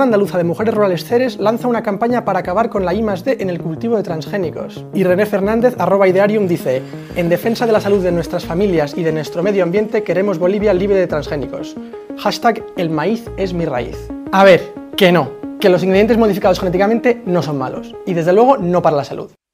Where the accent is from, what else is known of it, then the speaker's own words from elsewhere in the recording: Spain; España sí, y de hecho somos líderes europeos por el cultivo de MON 810